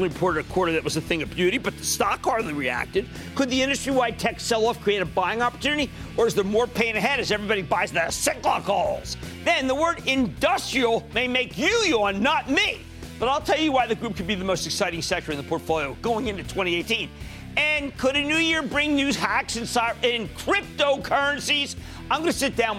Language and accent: English; Philadelphia, Pennsylvania, United States; where I live when I grew up in Philadelphia